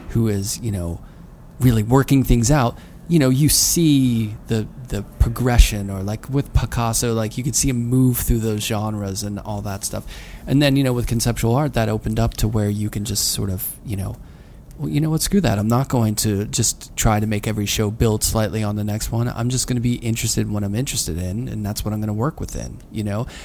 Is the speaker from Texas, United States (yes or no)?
no; Pittsburgh, Pennsylvania, United States; I mean, I'm from Pittsburgh.